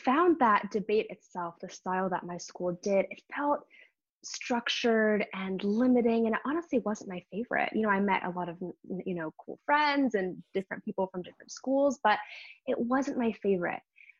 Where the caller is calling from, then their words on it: New York City, New York, United States; Yes, I'm calling in from New York City